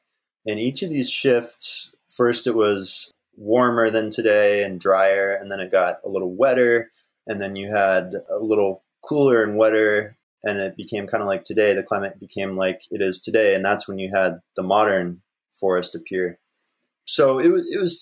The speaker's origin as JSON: {"language": "English", "region": "Alaska", "country": "United States", "tie": "born or raised there", "said": "growing up in Alaska"}